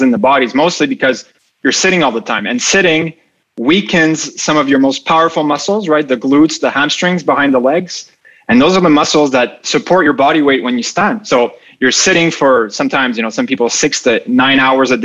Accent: Montreal, Quebec, Canada; also born or lived in Dubai; came back to Montreal, my hometown

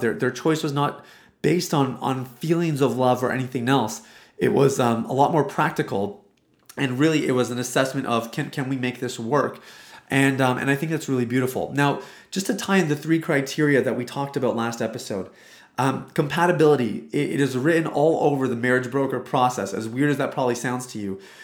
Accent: Canada; I am Indian. So I'm, well, I'm Canadian

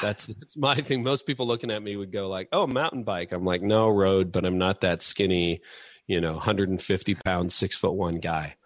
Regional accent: Canada; being Canadian

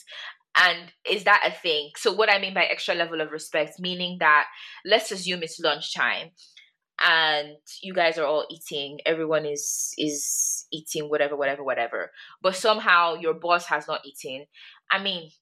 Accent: Nigeria; as a Nigerian girl myself

